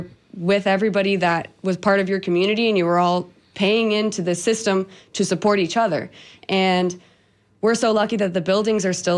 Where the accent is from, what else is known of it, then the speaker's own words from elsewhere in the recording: Tampa, Florida, United States; I was born here in Tampa